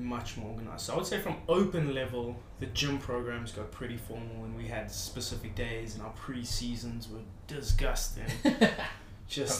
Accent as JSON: {"language": "English", "country": "South Africa", "tie": "born or raised there", "moved": "as an adult", "lives_now": "Ireland"}